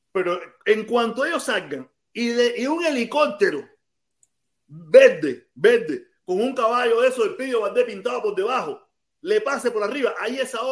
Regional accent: Cuba; moved away; yo vine con visa desde Cuba. y me dieron la visa desde Cuba. Yo estoy aprobado desde Cuba.

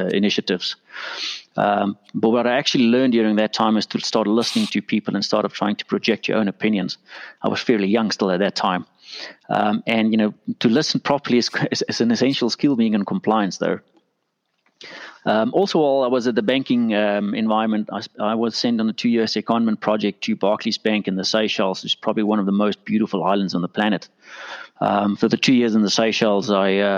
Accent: Pretoria, Gauteng, South Africa; I'm from very, very, very far east, Houston, in South Africa, Pretoria, the capital. Based here, born and bred here, and that's where I'm from.

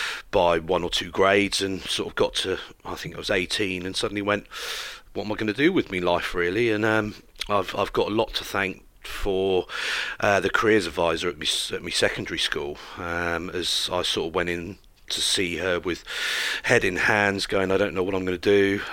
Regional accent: West Country, South West England, United Kingdom; As a youngster growing up in the West Country, I'm a country boy through and through

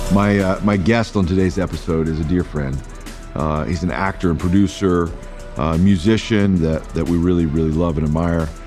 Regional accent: Alabama, United States; we're from Alabama, so we keep it very blue collar

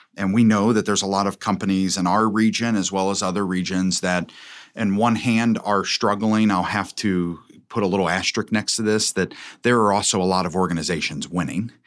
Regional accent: Covington, Kentucky, United States; I was born and raised in Covington

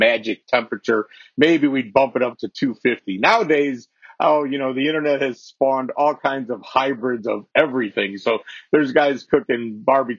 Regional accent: Chicago, Illinois, United States; I come from Chicago

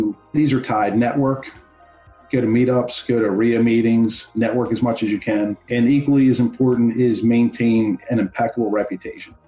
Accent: Baltimore, Maryland, United States; I grew up in Baltimore City

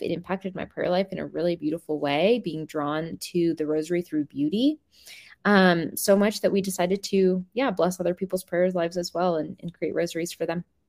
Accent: Seattle, Washington, United States; I grew up in the Seattle area

